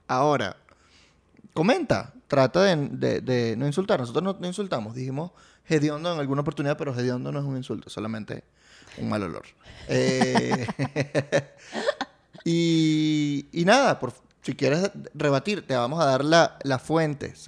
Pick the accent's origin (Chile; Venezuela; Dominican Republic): Venezuela; also born or lived in Italy; mi país, Venezuela y sus playas. En el 92, mis papás llegaron el 7 de febrero del 92